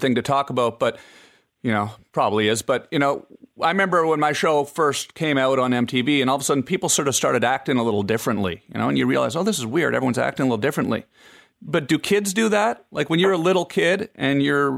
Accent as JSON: {"language": "English", "country": "Canada", "moved": "yes", "lives_now": "United States", "said": "I'm Canadian."}